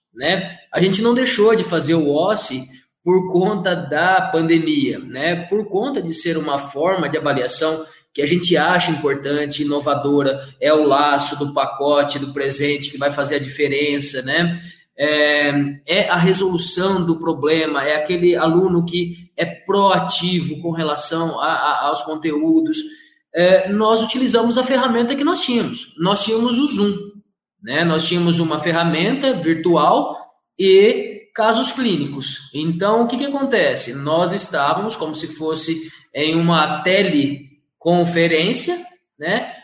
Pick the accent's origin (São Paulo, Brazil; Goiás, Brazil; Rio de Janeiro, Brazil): São Paulo, Brazil; Catanduva; also born or lived in Ribeirão Preto; sou daqui de Catanduva mesmo